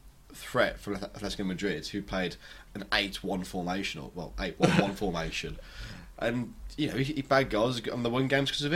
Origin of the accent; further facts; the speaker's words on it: England, United Kingdom; British as well, because we're English